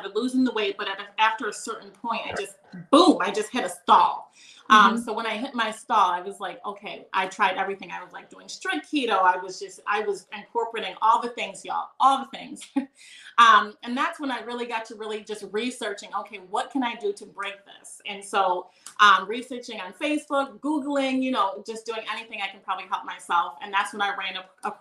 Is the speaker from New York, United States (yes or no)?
yes; Rochester, New York, United States; I'm from Rochester, New York.